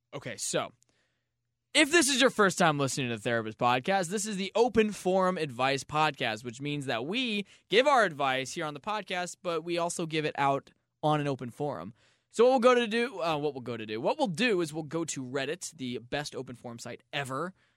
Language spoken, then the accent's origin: English; St. Louis, Missouri, United States; I was born in Saint Louis